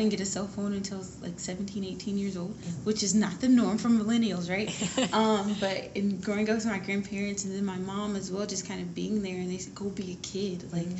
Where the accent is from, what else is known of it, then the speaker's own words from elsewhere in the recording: Atlanta, Georgia, United States; So I moved around a lot growing up, actually. So I call Atlanta home. Mm. But before I even went to college, I went to 11 schools.